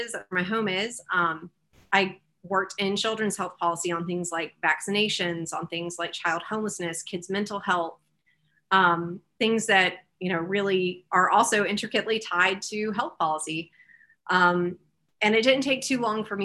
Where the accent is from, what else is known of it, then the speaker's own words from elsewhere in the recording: Greenville, South Carolina, United States; I am from this district. I grew up in Greenville.